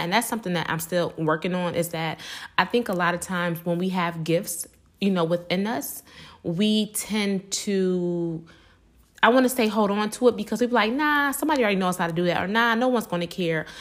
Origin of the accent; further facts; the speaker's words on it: Buffalo, New York, United States; born and raised in Buffalo, New York